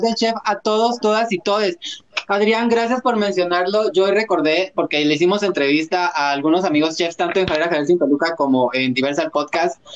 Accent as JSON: {"language": "Spanish", "country": "Guatemala", "said": "como guatemaltecos"}